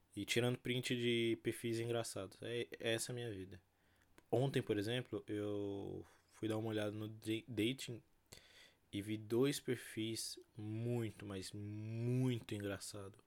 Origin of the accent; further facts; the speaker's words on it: Brazil; eu sou brasileiro